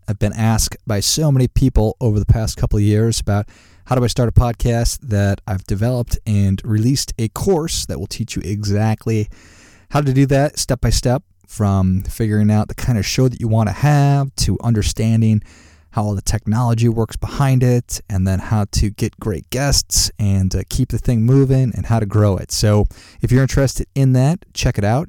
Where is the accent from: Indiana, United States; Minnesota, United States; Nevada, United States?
Minnesota, United States; Duluth; I grew up in Duluth, Minnesota, and great place to grow up